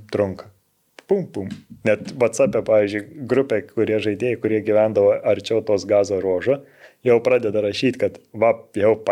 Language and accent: Lithuanian; Lithuania; moved away as an adult; also born or lived in Israel; Tik Lietuvoje esu lietuvis ir gyvensiu Lietuvoje.